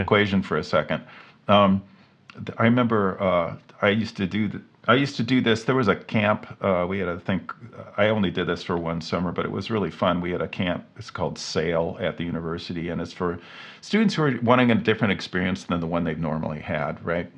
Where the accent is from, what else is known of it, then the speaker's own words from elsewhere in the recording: Cincinnati, Ohio, United States; moved away; I grew up in Cincinnati